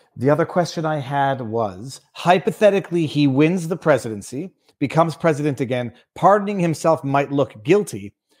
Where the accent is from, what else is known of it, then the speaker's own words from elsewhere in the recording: Canada; as a Canadian with absolutely no voting rights